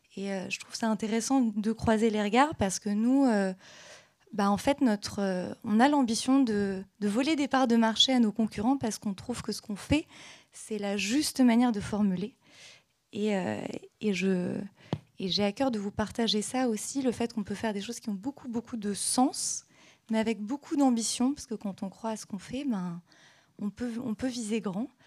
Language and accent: French; Caen, Normandy, France; moved away as an adult; also born or lived in Paris; je suis je, originaire de Caen